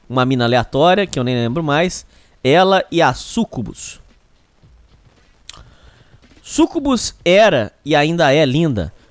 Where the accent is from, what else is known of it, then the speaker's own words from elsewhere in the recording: São Paulo, Brazil; estava em alguma esquina de São Paulo, minha cidade natal.